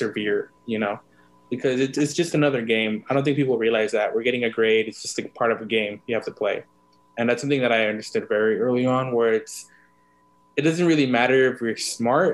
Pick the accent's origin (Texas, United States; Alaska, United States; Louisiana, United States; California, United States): California, United States; Los Angeles; I was born in East LA and I was raised in South Central Los Angeles. So I was in SoCal native, born and raised there